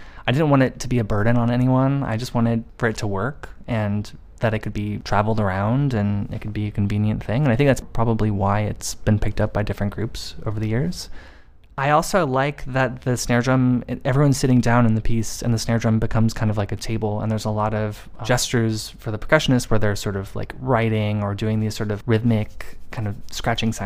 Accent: United States; being an American

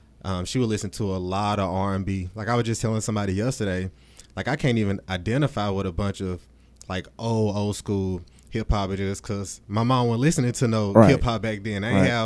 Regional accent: Birmingham, Alabama, United States; I grew up in Woodland and Eastlake

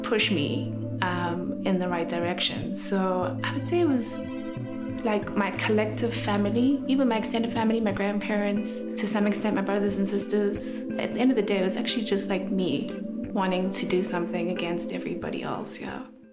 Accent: Johannesburg, Gauteng, South Africa; I was born in Johannesburg, and I come from quite a big family

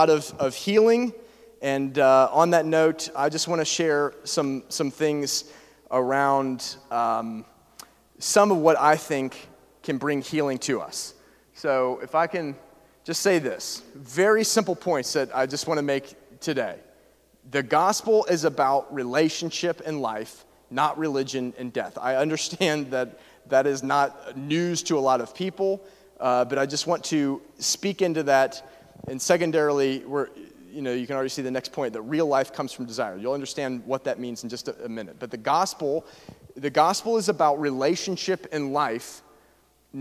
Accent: Atlanta, Georgia, United States; I was raised in Atlanta

